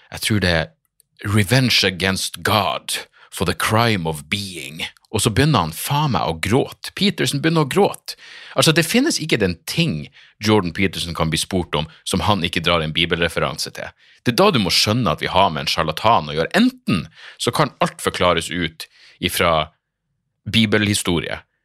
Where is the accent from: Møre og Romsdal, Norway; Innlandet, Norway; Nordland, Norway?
Nordland, Norway; Narvik; jeg er fra Narvik